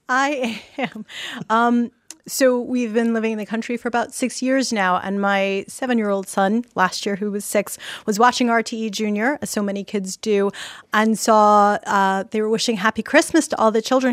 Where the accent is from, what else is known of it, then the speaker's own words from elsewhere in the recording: New York, United States; now in Ireland; born and raised in Brooklyn, New